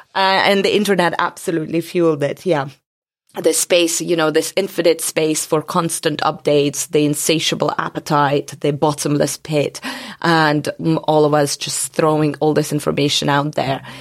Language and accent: English; Georgia; moved away; also born or lived in Soviet Union; I come from Georgia, but, um, the other Georgia, the country, not the state.